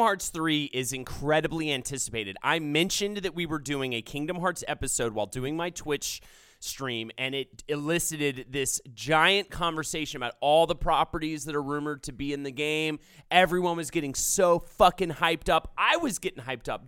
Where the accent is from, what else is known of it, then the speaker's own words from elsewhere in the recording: Charlotte, North Carolina, United States; moved away; I grew up in in Charlotte